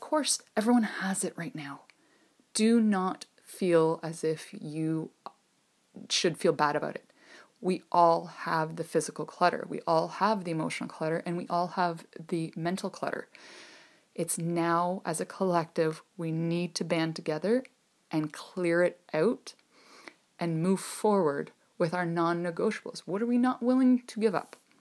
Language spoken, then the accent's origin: English; Ontario, Canada; I'm from Ontario, Canada